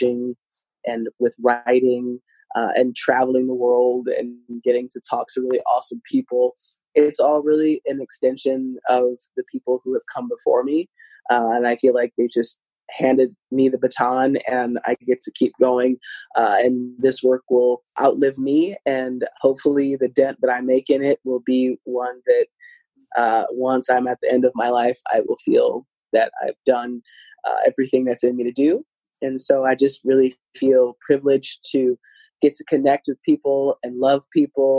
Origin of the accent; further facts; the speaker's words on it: Midwest, United States; I grew up in the Midwest. I'm Midwesterner at heart.